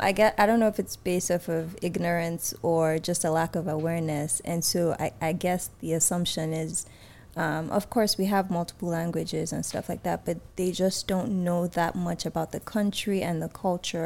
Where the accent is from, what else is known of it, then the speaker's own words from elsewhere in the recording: Nigeria; also born or lived in Atlanta; now in Texas, United States; I'm from Nigeria or I'm Nigerian